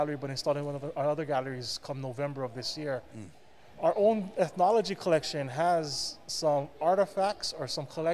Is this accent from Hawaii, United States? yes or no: yes; Hawaii, United States; growing up in Hawaii, we know this space as the dinosaur space, or myself included